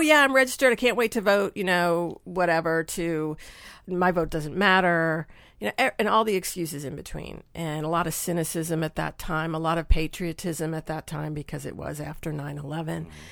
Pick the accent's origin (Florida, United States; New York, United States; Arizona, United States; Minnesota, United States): New York, United States; Long Island; moved away as an adult; now in Nashville, United States; I grew up on Long Island, like in a small town on Long Island